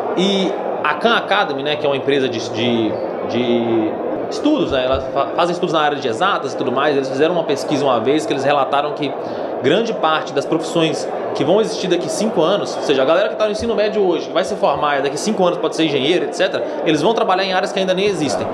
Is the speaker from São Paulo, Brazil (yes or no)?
no; Minas Gerais, Brazil; sou de Minas Gerais